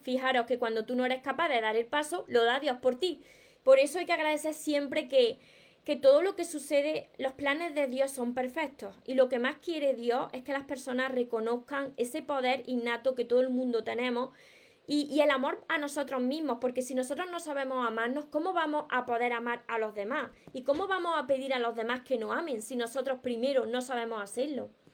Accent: Córdoba, Andalusia, Spain; accent: Andalusian; sabéis que yo soy soy andaluza, soy cordobesa, me como la S, me como las palabras

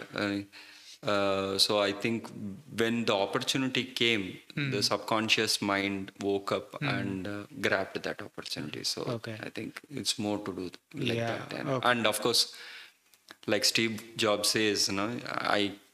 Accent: Chennai, Tamil Nadu, India; now in Hyderabad, India; I grew up in Chennai

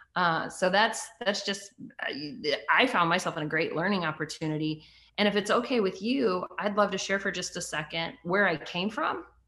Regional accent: United States; also born or lived in Canada; I was adopted in the US by my stepdad when I was three

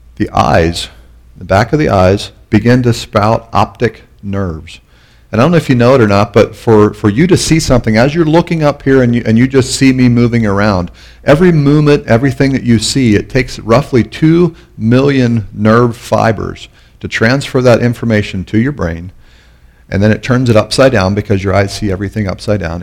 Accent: Pennsylvania, United States; moved away as an adult; also born or lived in Canon City, Colorado; I was born in Pennsylvania

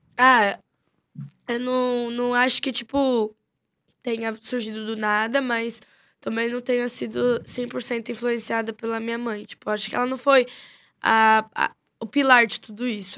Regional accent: São Paulo, Brazil; Nasci em São Paulo. Se eu não me engano, eu sou tão jaraguaense que devo ter nascido lá pros lados de Pirituba, Jaraguá e Taipas também

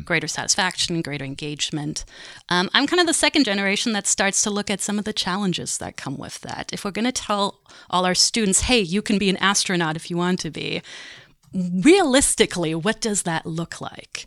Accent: Germany; moved away; also born or lived in Montreal, Canada; So I'm German. I grew up in Germany.

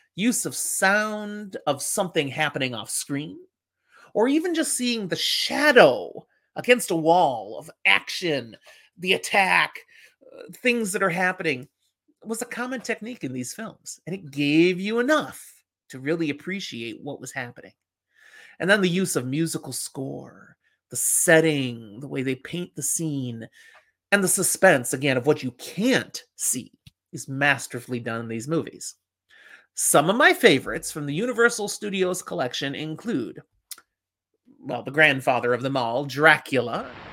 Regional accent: Chicago, Illinois, United States; when I was growing up in Chicago

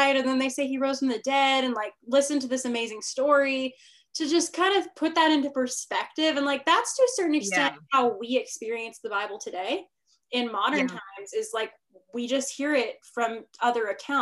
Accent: Northern California, United States; also born or lived in Arizona; I'm from Northern California, to the people listening. So that's where all my family is. I live there now

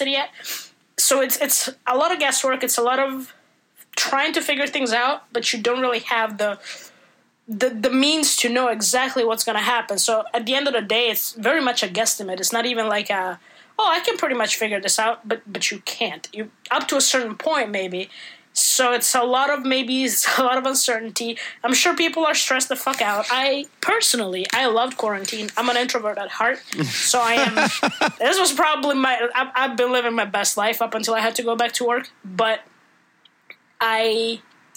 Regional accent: Italy; English is a second language; moved away as an adult; now in United States; I grew up in Italy up until I was 19 or 20

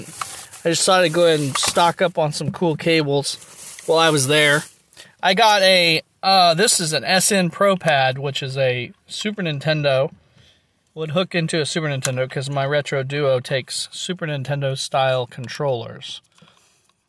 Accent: Nevada, Missouri, United States; my hometown, local, or at least in my home county

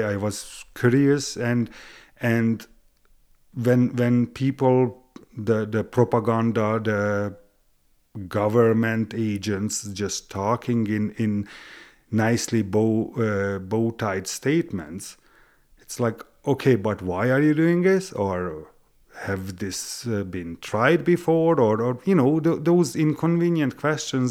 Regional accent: Hungary; English is a second language; moved away as an adult; also born or lived in Western Canada; now in Canada; I was born in Hungary, but am I Hungarian? Yes, I am

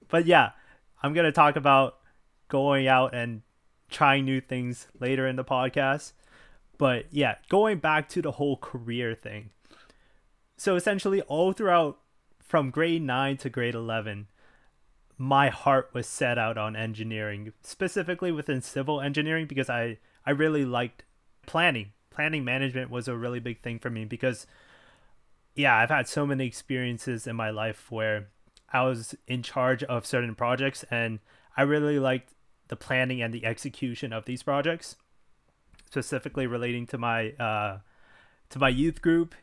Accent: Richmond Hill, Ontario, Canada; I was raised in Canada, well, specifically in Richmond Hill, Ontario.

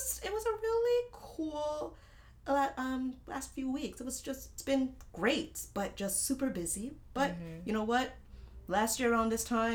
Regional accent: Markham, Ontario, Canada; my hometown, Markham

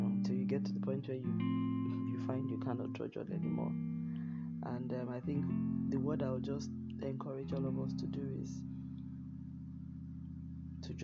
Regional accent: Nigeria; in my home country

